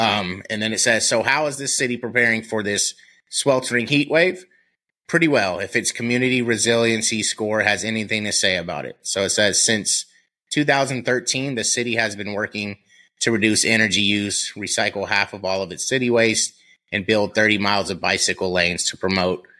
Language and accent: English; Columbus, Ohio, United States; born or raised there